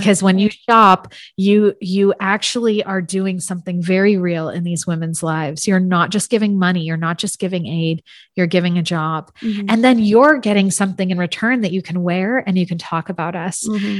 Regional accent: San Francisco, California, United States; I'm from San Francisco area.

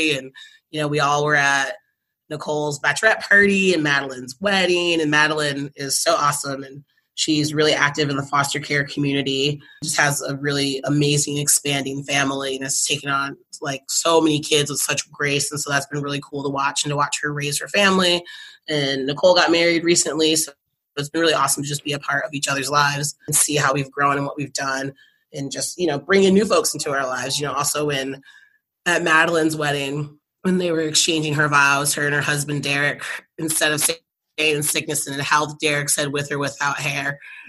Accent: Michigan, United States; My mom actually moved out here for a snowbird winter because we're from Michigan.

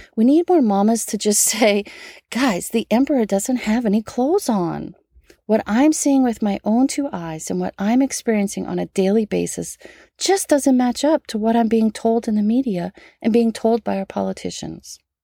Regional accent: United States; as an American patriot

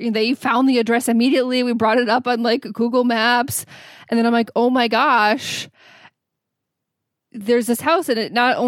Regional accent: United States; being an American

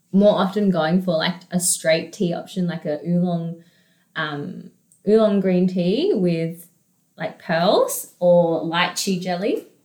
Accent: Australia; also born or lived in Jinan, Shandong, China / Adelaide; officially migrated to Australia when I was 4. And then when we migrated, we first stopped in Adelaide and lived there for about 2 years. And then we moved to Canberra.

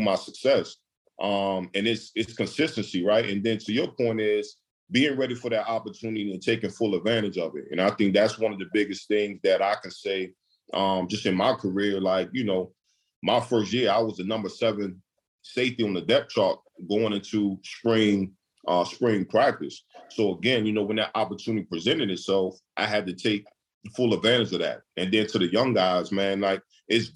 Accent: Newport News, Virginia, United States; growing up in Newport News, Virginia, just growing up around a lot of great athletes.

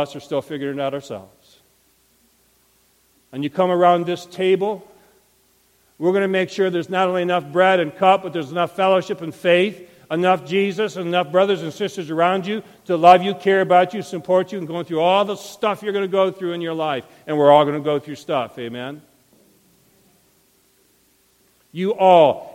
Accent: Montrose, Michigan, United States; I was raised in Montrose, Michigan, in the country

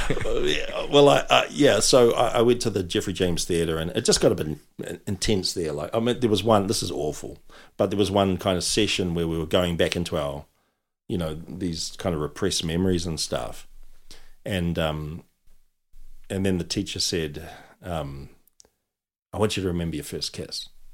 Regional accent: Auckland, New Zealand; I was brought up in South Auckland

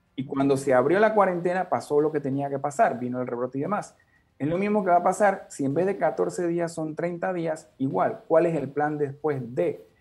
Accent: Panama; todos como panameños

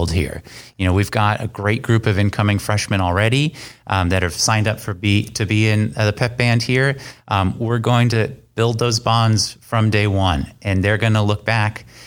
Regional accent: San Francisco Bay Area, California, United States; moved away as an adult; also born or lived in Concord, California / Oregon / Maryland; I'm originally from the San Francisco Bay Area. And I grew up playing in musical ensembles. I went to De La Salle High School in Concord, California.

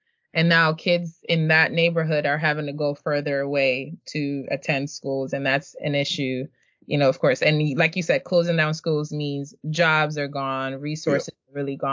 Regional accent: Nigeria; now in United States; I was born in Nigeria.

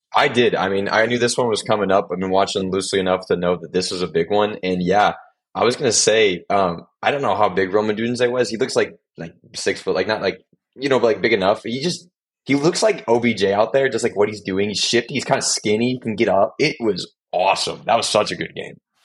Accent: Missouri, United States; I am from Missouri.

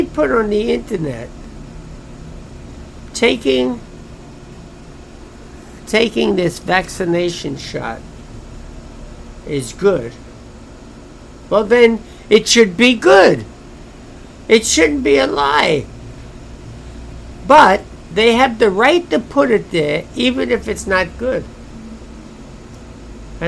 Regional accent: United States; I'm an American citizen.

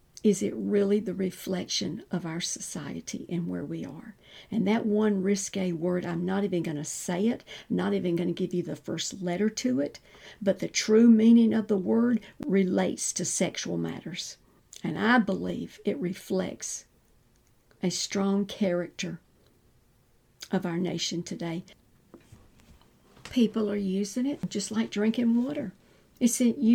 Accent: the South, United States; we're in the South. I was raised in the South

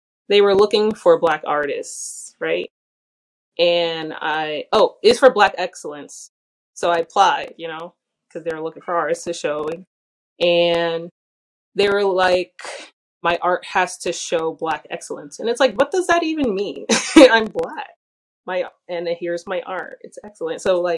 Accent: New York City, New York, United States; I'm from the Bronx

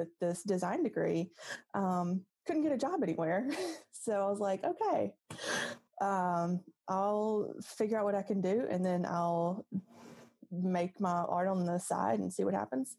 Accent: Jackson, Mississippi, United States; I grew up in the South Jackson / Byram area. I went to Terry High School.

